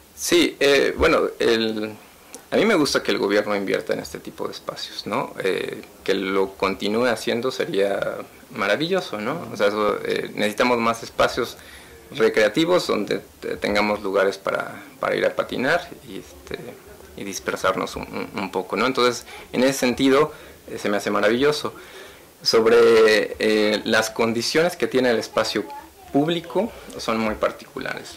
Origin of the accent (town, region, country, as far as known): Mexico